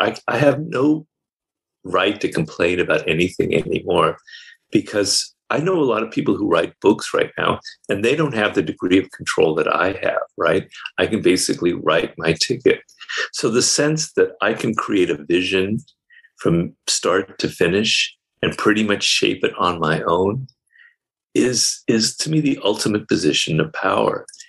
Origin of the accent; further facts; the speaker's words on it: United States; I'm an American